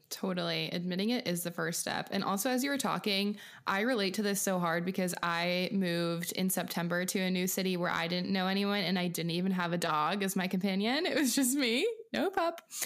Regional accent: outside of Seattle, Pacific Northwest, Washington, United States; moved away; I'm from small town farm U S A in, um, the Pacific Northwest outside of Seattle

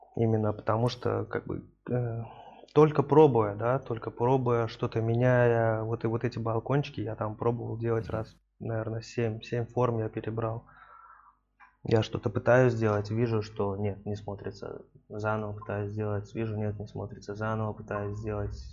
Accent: Tashkent, Uzbekistan; бывший наш земляк с Ташкента

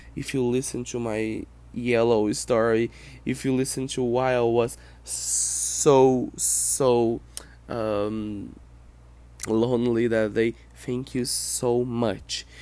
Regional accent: Brazil; first language Portuguese; English is a second language; I'm not an American. I'm not a native English speaker. I am Brazilian. I live in Brazil. I speak Portuguese.

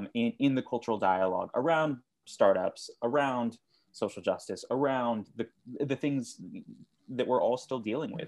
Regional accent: South Texas, United States; also born or lived in Austin, Texas; I'm originally from South Texas

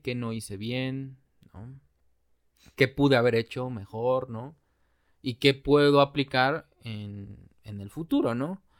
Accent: Mexico; como buenos mexicanos

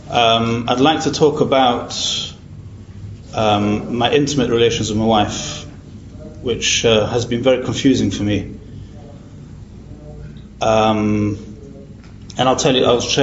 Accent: Manchester, North West England, United Kingdom; I'm from Manchester in England

